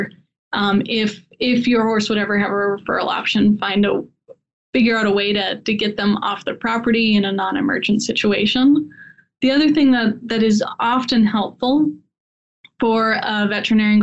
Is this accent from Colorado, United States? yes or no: yes; Colorado, United States; also born or lived in Ohio; growing up in Colorado